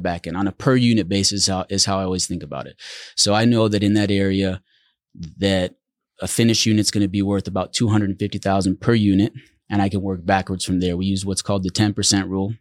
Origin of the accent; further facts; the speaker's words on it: Netherlands; moved away; also born or lived in Central Oregon; We grew up in the Netherlands